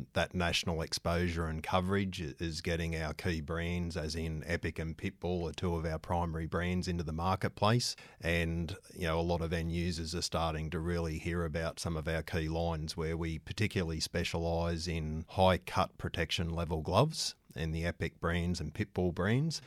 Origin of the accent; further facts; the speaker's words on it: Newcastle, New South Wales, Australia; also born or lived in Melbourne; I'm a Novocastrian, so born and bred in Newcastle